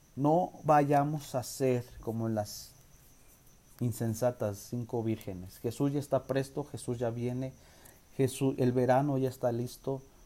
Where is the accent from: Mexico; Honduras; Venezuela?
Mexico; nosotros como nación mexicana